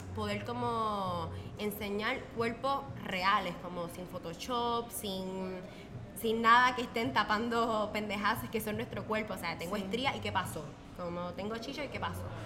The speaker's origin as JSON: {"language": "Spanish", "country": "Puerto Rico", "moved": "as an adult", "said": "yo soy de Puerto Rico"}